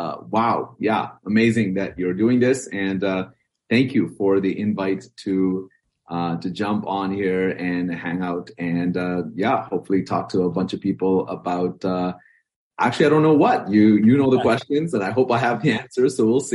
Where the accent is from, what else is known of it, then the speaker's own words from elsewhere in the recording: Bahrain; I was born and raised in the Middle Eastern country called the Kingdom of Bahrain. That's sort of the official title. My parents are from South India. They were expat workers in Bahrain.